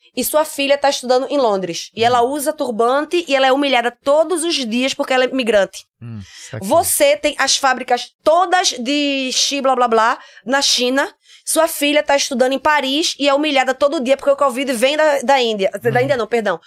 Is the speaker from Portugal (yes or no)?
no; Recife, Pernambuco, Brazil; accent: nordestino; moved away as an adult; now in Germany; eu venho de Recife